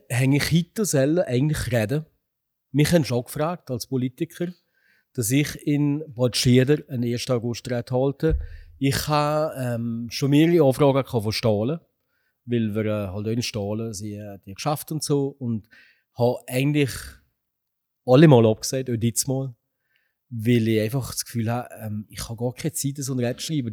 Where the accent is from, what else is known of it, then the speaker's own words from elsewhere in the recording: Upper Valais, Switzerland; wir Walliser, Oberwalliser, wir sind Walliser